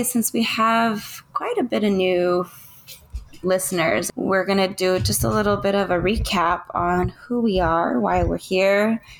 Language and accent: English; Orange County, California, United States; now in Murrieta, United States; I grew up in Orange County most of my life. From birth until recently, we relocated to Murrieta, California